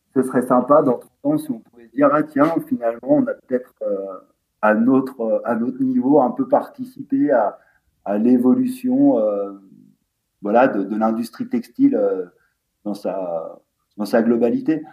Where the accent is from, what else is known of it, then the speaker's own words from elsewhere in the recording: La Clusaz, Auvergne-Rhône-Alpes, France; on vient de la Clusa, euh, station de ski